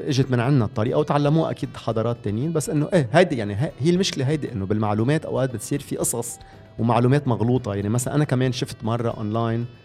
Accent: Lebanon; عندنا بلبنان

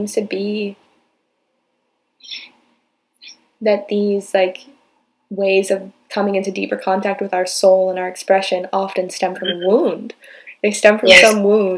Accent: United States; growing up in America

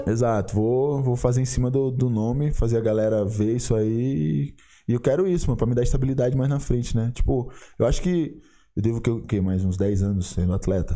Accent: São Luís, Maranhão, Brazil; lá na minha cidade, lá em São Luís do Maranhão

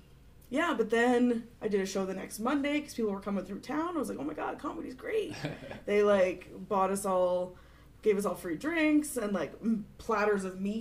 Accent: Prince Edward Island, Canada; Like PEI, we're like, no speed limits over 90.

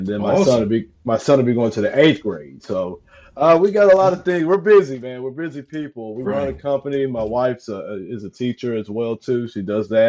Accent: Athens, Texas, United States; now in Mansfield, United States; I'm originally from East Texas, which is Athens, Texas.

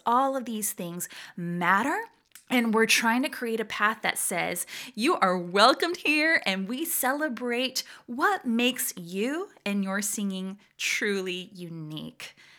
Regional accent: Atlanta, Georgia, United States; accent: deep Southern; moved away as an adult; also born or lived in San Juan, Puerto Rico; now in Virginia, United States; My family moved to Atlanta, Georgia when I was a baby, so I affectionately consider myself a Georgia Rican

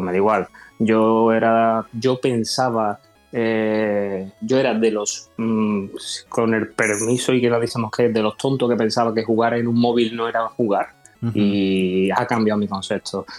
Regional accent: Seville, Andalusia, Spain; Yo soy una persona española de Sevilla, del sur de...

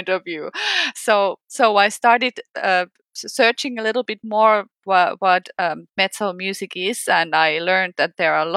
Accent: Finland; from Finland

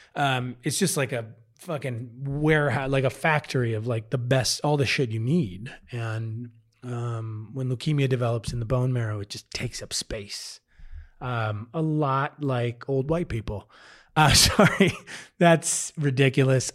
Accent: Midwest, United States; moved away as an adult; now in Denver, United States; I'm from the Midwest

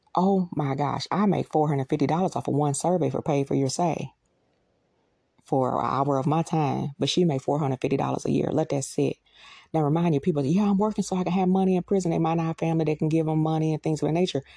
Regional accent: United States; We, as American citizens

